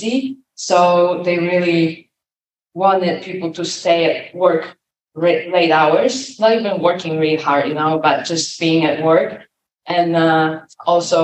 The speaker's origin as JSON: {"language": "English", "country": "Poland", "tie": "born or raised there", "said": "I was born in 1996 in Poland, and I was the first generation actually to experience a free country."}